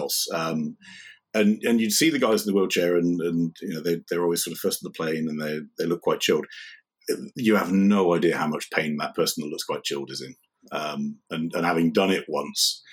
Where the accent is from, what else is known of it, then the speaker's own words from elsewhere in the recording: United Kingdom; moved away as an adult; also born or lived in Ireland / United States / Shanghai; I grew up on the South Coast, where I live now.